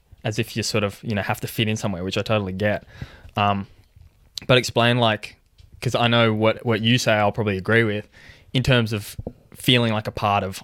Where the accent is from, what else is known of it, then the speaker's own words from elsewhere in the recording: Canberra, Australian Capital Territory, Australia; also born or lived in Ethiopia; Born in Ethiopia, raised in Australia, hence the accent